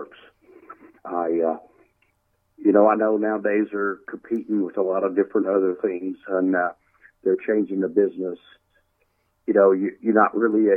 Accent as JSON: {"language": "English", "town": "Nashville", "region": "Tennessee", "country": "United States", "tie": "born or raised there", "said": "my hometown, Nashville, Tennessee."}